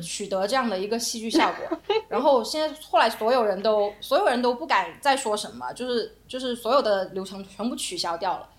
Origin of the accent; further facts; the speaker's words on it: Guangdong, China; moved away; also born or lived in Beijing; 我是广东人